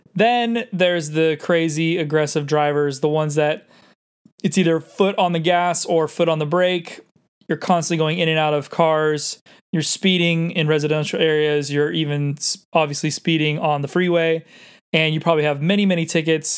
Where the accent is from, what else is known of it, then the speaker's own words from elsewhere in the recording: San Diego, California, United States; also born or lived in Los Angeles; I grew up in San Diego, but I ended up spending a good five years in L